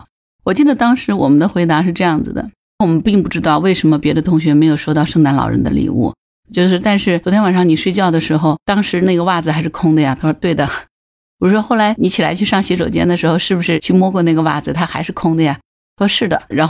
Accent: China; 作为中国人，虽然没有宗教信仰

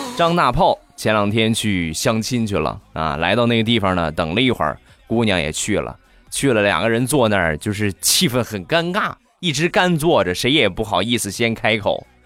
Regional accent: Shandong, China; 我们山东啊方言

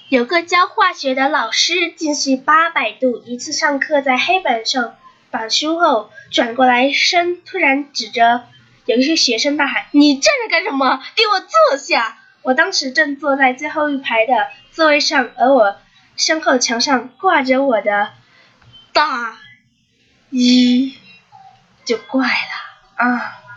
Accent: China; 我们中国人

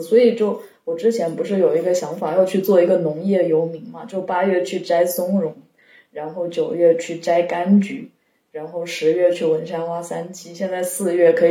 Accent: Yunnan, China; 因为小时候从小在云南长大

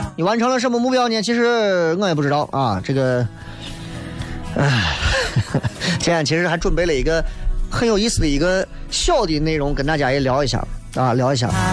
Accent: Xi'an, Shaanxi, China; 我们西安的这个什么人均G D P是多少的一个城市

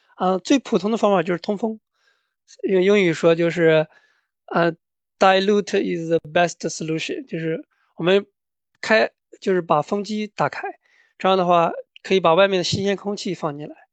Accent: Anhui, China; moved away as an adult; also born or lived in Iowa, United States / Canada; now in Georgia, United States; 我的家乡呢是安徽，然后我在大学的时候是我的，在我家乡的大学，安徽农业大学学的农业建筑环境

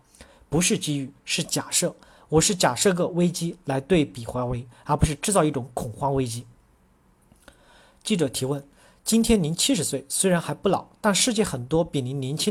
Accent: China; 我是中国人，不会像他们一样是会老的

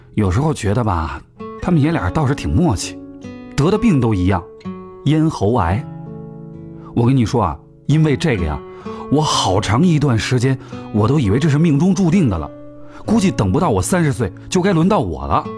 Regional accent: Guangxi, China; now in Beijing, China; 我老家在广西

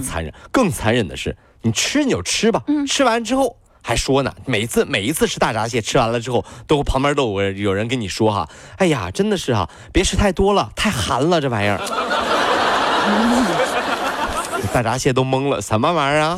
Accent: China; 为什么我们中国人还喜欢逛奥特莱斯呢

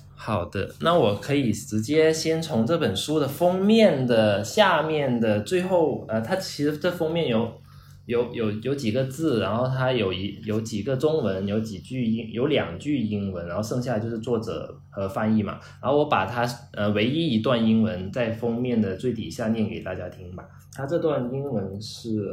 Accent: China; 我们中国人说中国话

